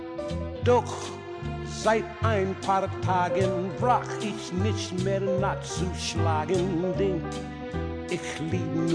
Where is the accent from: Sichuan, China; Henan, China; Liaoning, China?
Sichuan, China; 其实都是因为我们四川人都特别爱吃，所以说我们才愿意把这个精力投入到这一块。